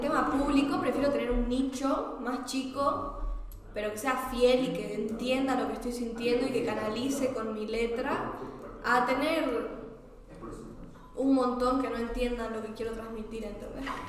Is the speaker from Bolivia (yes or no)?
yes; Santa Cruz de la Sierra, Santa Cruz, Bolivia; moved away; also born or lived in Buenos Aires; donde me crié y el círculo con el que fui criada en Santa Cruz